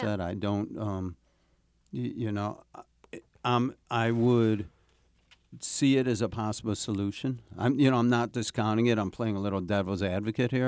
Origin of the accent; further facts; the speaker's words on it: New York City, New York, United States; as a New Yorker